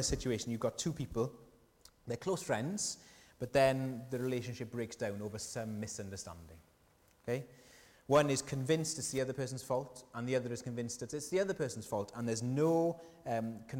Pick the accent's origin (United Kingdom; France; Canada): United Kingdom; South Wales; accent: Welsh; And I said, UK. They said, whereabouts? Wales, whereabouts? South Wales